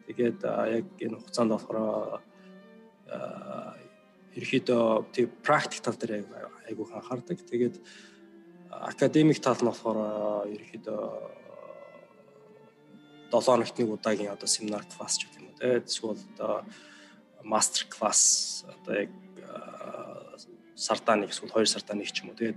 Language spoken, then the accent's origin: Mongolian; Mongolia; moved away as an adult; now in United States; би Монголоос ирсэн